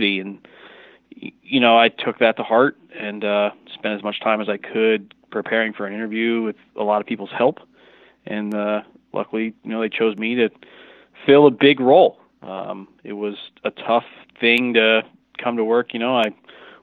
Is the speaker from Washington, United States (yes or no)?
yes; Burlington, Washington, United States; also born or lived in Michigan; I grew up in Washington. I'm from here originally